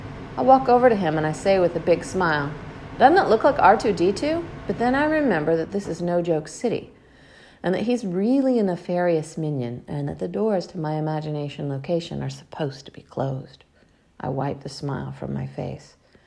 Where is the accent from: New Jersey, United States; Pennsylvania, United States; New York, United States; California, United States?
New York, United States; Bronx; Even though I'm from the Bronx, I gotta rap rhymes about Harlem now. In the Bronx, the fire troopers were like stormtroopers because of all the burning buildings.